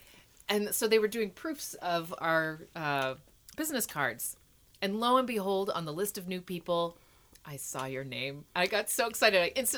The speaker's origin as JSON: {"language": "English", "town": "Mansfield", "region": "Ohio", "country": "United States", "moved": "yes", "lives_now": "Portland, United States", "said": "I'm from Mansfield, Ohio, and I went to Kent State University."}